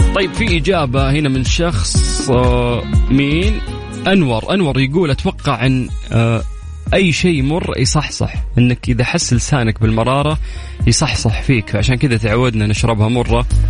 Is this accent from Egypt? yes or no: no; Saudi Arabia